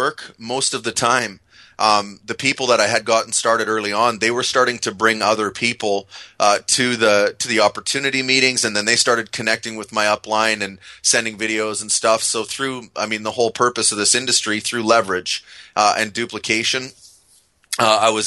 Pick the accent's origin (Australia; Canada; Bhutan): Canada; I'm Canadian